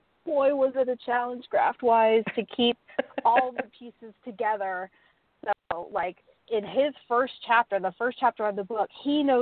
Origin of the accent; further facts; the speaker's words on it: Texas, United States; being a Texan